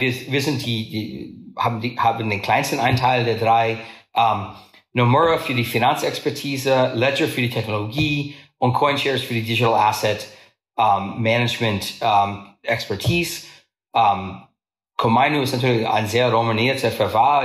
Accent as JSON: {"language": "German", "country": "United States", "second_language": "German", "said": "bin ich Amerikaner"}